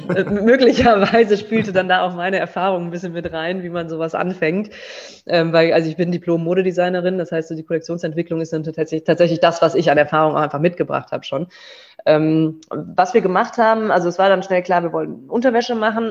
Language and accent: German; Bonn, North Rhine-Westphalia, Germany; also born or lived in Berlin; now in Cologne, Germany; wir sind aus Bonn ursprünglich